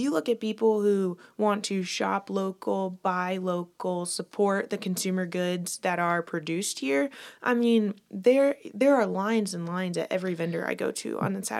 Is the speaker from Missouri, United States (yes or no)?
no; Lakeland, Florida, United States; I am as homegrown as it gets, yes. I am born and raised in Lakeland